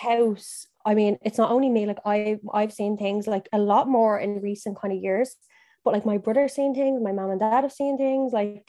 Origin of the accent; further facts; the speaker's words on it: Ireland; moved away as an adult; also born or lived in County Meath; now in Dublin, Ireland; So we're from Dublin, but I grew up in Meath and then I grew up in Cavan and now I'm back in Dublin.